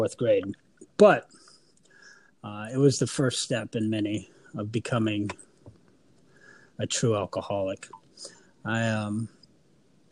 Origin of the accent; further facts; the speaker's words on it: Alaska, United States; also born or lived in New Orleans, Louisiana; I was born in New Orleans. I was raised in Alaska.